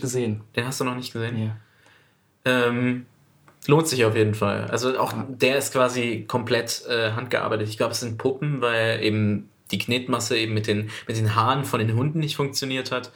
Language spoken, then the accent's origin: German; Duisburg, North Rhine-Westphalia, Germany; Ich komme aus Duisburg